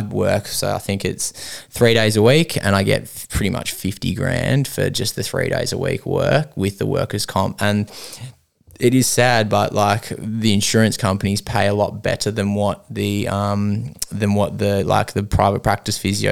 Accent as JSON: {"language": "English", "town": "Melbourne", "region": "Victoria", "country": "Australia", "tie": "born or raised there", "moved": "as an adult", "lives_now": "Western Australia, Australia", "said": "I'm from Melbourne originally"}